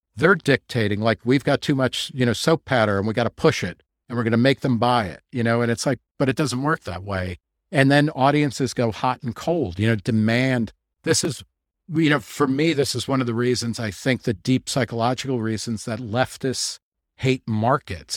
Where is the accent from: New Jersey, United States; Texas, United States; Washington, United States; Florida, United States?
New Jersey, United States; I grew up in New Jersey